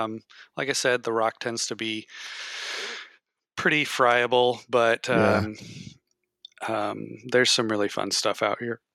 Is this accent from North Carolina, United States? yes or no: no; Yakima, Washington, United States; also born or lived in Eugene, Oregon / Missoula, Montana / Bellingham, Washington; I was born in Yakima and spent most of my life in Washington. I went away to school right after I graduated high school, lived in Eugene, Oregon for 2 years.